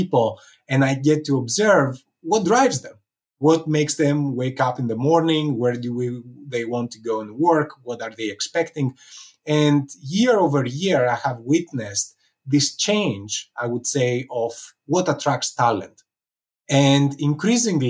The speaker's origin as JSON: {"language": "English", "town": "Athens", "region": "Attica", "country": "Greece", "tie": "born or raised there", "moved": "yes", "said": "growing up in Athens, Greece"}